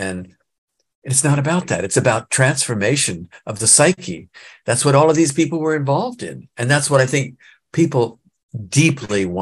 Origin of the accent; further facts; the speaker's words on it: Nebraska, United States; I grew up in Nebraska